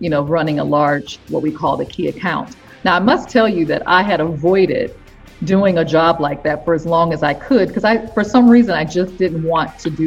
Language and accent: English; Iowa, United States; moved away as an adult; also born or lived in Chicago; at the time I was living in Iowa, I'm originally from Iowa